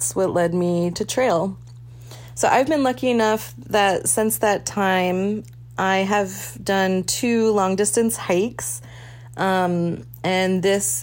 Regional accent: East Coast, United States; moved away as an adult; also born or lived in Juneau, Alaska; I'm originally from the East Coast, 36 years old, and I moved to Juneau when I was 25 years old for a job

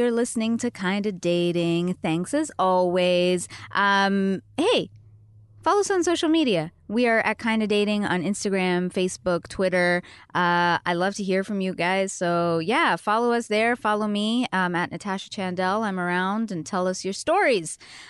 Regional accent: Canada; moved away; because we're both Canadians

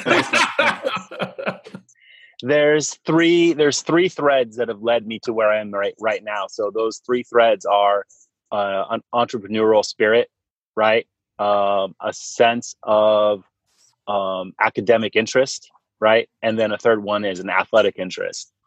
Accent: San Jose, California, United States; moved away; also born or lived in Portland; I'm from San Jose originally

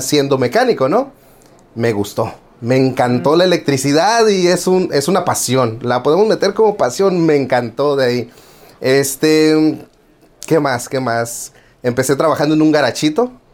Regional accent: Tijuana, Baja California, Mexico; also born or lived in Guerrero, Mexico; now in United States; vengo de Tijuana, Baja California, nacido en Guerrero y siempre digo malcriado en Tijuana

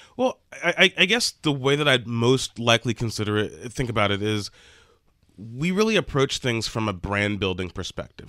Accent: near New Orleans, Louisiana, United States; New Orleans, which is near my hometown

